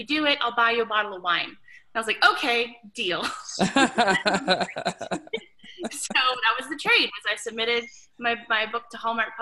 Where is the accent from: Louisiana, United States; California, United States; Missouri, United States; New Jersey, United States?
Louisiana, United States; Coming from Louisiana